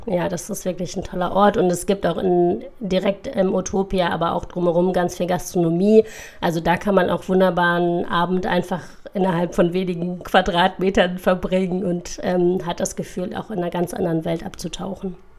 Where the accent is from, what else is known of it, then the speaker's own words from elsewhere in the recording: Düsseldorf, North Rhine-Westphalia, Germany; also born or lived in Bordeaux; Düsseldorf mag es mir nachsehen, meine Heimatstadt